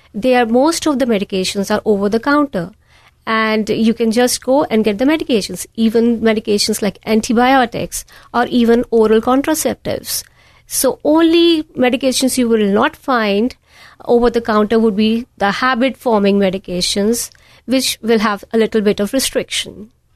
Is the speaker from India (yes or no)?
yes; India; moved away as an adult; also born or lived in New York; now in United States; I was born and raised in a small town in the foothills of Himalayas